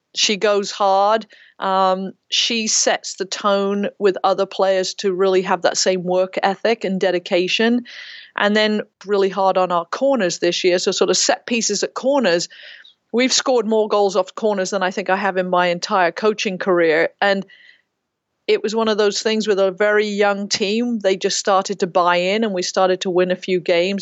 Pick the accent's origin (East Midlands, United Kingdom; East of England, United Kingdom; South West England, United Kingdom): South West England, United Kingdom; Ferndown, Dorset; also born or lived in Reading; now in United States; I grew up in Ferndale in Dorset